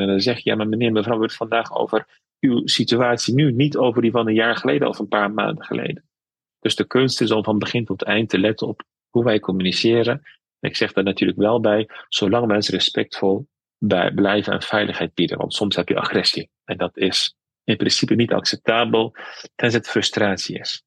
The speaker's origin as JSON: {"language": "Dutch", "town": "Veghel", "region": "North Brabant", "country": "Netherlands", "tie": "born or raised there", "also_born_or_lived": "Amsterdam / Tilburg", "said": "geboren in Vechel in een dorp, vroeger wat nu een stad is. Ik heb Turkse roots, dus ik ben bicultureel"}